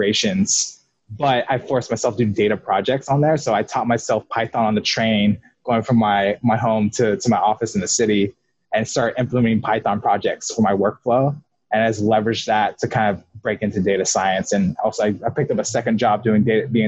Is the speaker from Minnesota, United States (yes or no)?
no; Sacramento, California, United States; also born or lived in Elk Grove, California; now in Bay Area, United States; I'm from California, Sacramento.